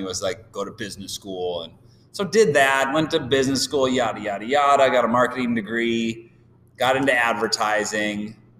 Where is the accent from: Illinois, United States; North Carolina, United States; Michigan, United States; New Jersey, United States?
Illinois, United States; Downers Grove; moved away as an adult; also born or lived in Phoenix / Chicago; now in San Diego, United States; a, suburb called Downers Grove